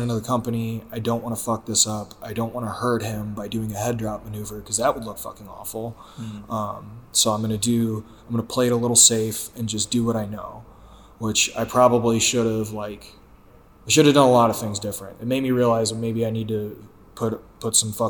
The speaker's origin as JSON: {"language": "English", "town": "St. Louis", "region": "Missouri", "country": "United States", "tie": "born or raised there", "said": "St. Louis, which is my hometown"}